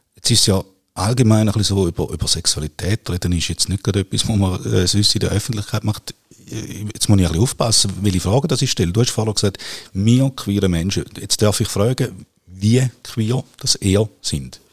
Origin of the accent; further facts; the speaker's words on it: Nesslau, St. Gallen, Switzerland; Ich bin im Toggenburg aufgewachsen